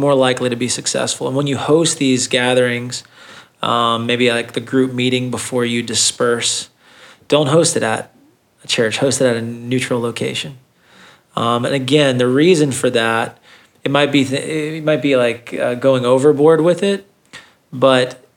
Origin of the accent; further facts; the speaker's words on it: Thomasville, United States; I grew up in Thomasville